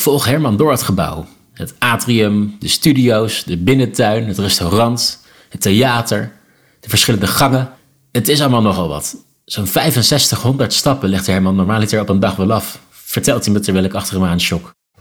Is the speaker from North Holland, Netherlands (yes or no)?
no; Leusden, Utrecht, Netherlands; moved away; ik kom zelf uit Leusden, ben ik al in eh, geen jaren geweest, maar hier ben ik opgegroeid.